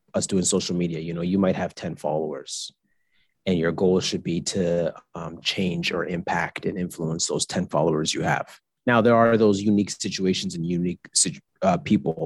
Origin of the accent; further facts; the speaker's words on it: Canada; I am a Canadian. My mom is Trinidadian. My dad is Jamaican, but I'm Canadian to the bone